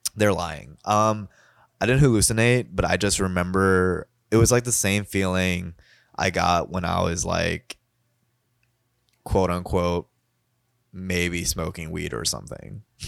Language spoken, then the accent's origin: English; Kentucky, United States; accent: Kentucky; my Kentucky accent